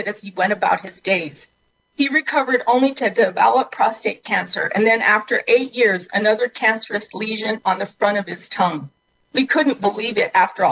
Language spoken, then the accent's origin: English; New Mexico, United States